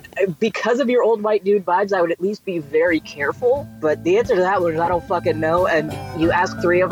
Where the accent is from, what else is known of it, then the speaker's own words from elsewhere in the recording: Texas, United States; I am not, you know, a product of the 70s, but I am a product of Texas.